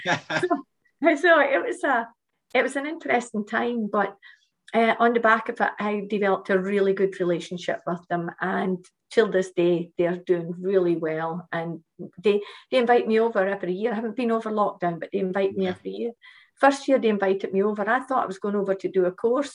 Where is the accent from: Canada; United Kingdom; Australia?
United Kingdom; Shetland Islands, Scotland; moved away; also born or lived in Malaysia; I lived in a small island. I came, I came from Shetland. I come from Shetland Islands, um, and a small community where um, everyone knew everyone at school.